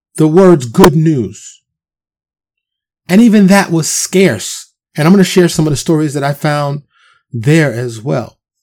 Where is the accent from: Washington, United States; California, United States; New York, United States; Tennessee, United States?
New York, United States; New York City; born and raised in New York in the streets of Harlem and the Bronx